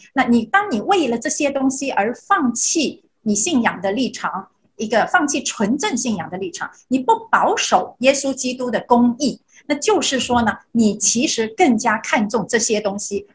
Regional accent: China; moved away; 我小时候在中国生活

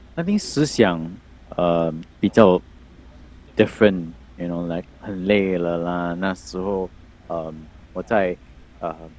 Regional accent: Singapore; 我们新加坡人叫，叫他菜饭

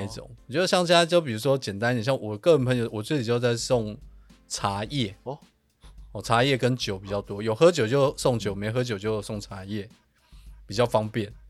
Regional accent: Taiwan; 我们是台湾人

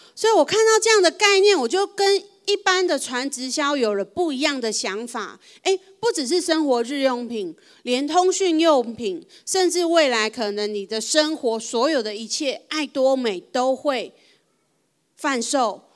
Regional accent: Taiwan

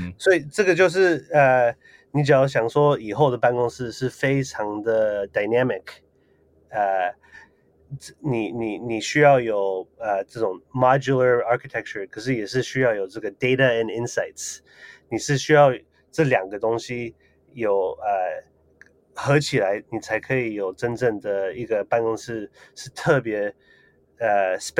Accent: Taiwan; 呃，所以其实我从小住在台湾的时候就呃有想。

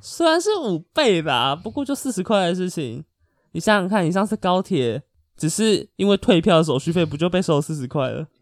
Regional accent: Taiwan; 我也是台湾人啊

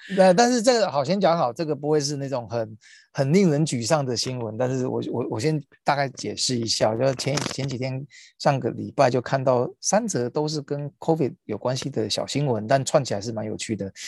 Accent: Taiwan; 我们身为，身为台湾人在台湾看这个新闻

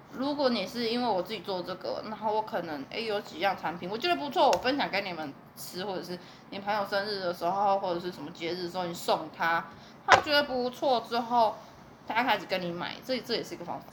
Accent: southern Taiwan, Taiwan; 我们南部人会一餐要一百块，就觉得有那么一点贵

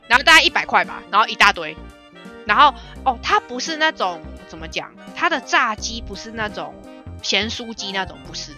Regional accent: Taipei, Taiwan; 我们台北人

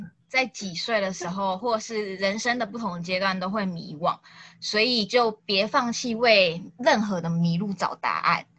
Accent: Kaohsiung, Taiwan; 我是高雄人哦，可是我台语不是很好哎。

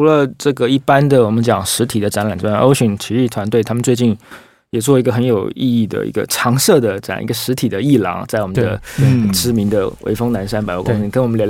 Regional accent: Taiwan; 我们台湾人

